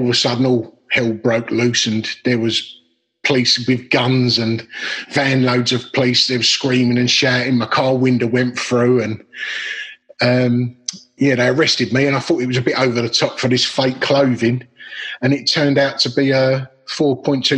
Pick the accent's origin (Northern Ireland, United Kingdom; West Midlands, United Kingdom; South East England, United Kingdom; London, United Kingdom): London, United Kingdom; Dagenham; I grew up in Dagenham, which is Essex, East London, border, one-parent family, council estate